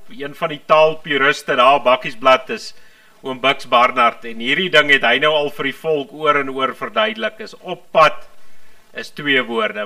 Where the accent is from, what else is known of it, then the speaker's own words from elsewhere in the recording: Transvaal, South Africa; ek kom hier van ek kom hier van Transvaal af